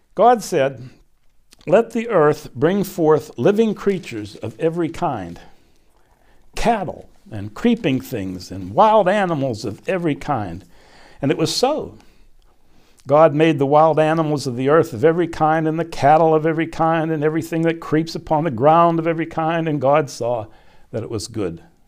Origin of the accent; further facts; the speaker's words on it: Glassport, Pennsylvania, United States; I was born literally in my parents' house in a suburb of Pittsburgh, a little steel town where my dad and uncles and granddad worked